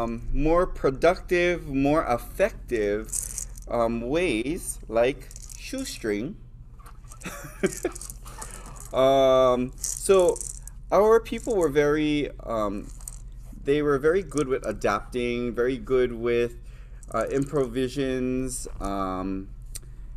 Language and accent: English; Hawaii Island, United States